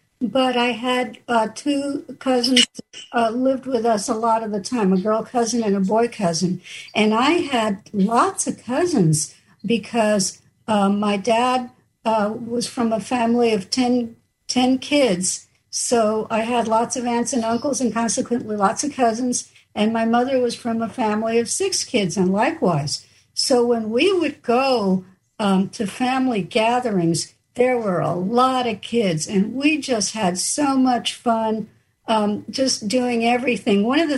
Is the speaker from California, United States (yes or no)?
yes; Santa Maria, California, United States; from Santa Maria, California.